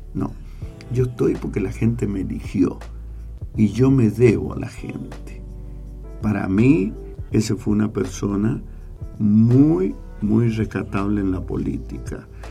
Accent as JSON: {"language": "Spanish", "area": "San Carlos", "region": "Mendoza", "country": "Argentina", "said": "somos San Carlinos"}